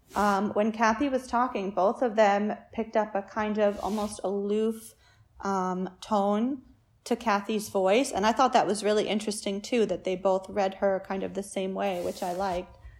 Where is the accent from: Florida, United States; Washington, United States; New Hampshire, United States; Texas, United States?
New Hampshire, United States; Concord; my hometown of Concord, New Hampshire